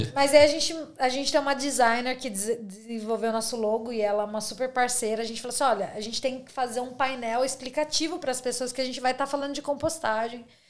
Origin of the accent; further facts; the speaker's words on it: Brazil; moved away as an adult; now in Australia; sou brasileira